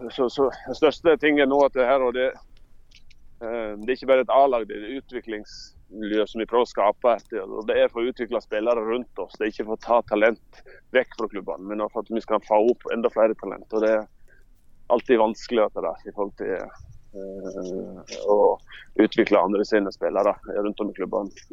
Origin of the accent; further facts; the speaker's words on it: Sogndal, Vestland, Norway; also born or lived in Leeds; når jeg vokste opp her i Sogndal